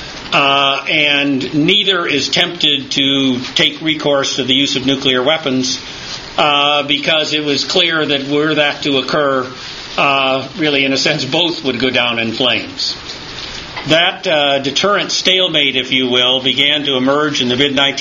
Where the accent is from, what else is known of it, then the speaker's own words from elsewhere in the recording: East Lansing, Michigan, United States; moved away; also born or lived in Detroit; I was born in Detroit and raised in East Lansing